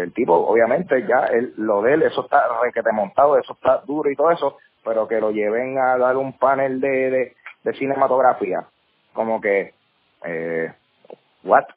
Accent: Carolina, Puerto Rico; also born or lived in Bayamón, Puerto Rico; Yo soy eh, un, joven de puertorriqueño, eh, nacido y criado, bueno, no nací actually, yo nací en Bayamón, pero he sido criado en, Carolina

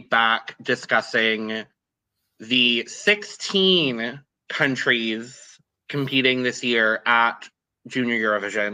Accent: United States; I am an American.

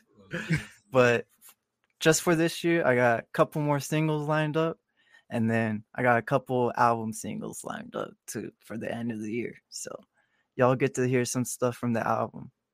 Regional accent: Marana, Arizona, United States; also born or lived in Tucson, Arizona; I was born in Tucson, and then w, like, when I turned six or seven, we moved to Marana, and I just been, uh, raised here ever since in Marana.

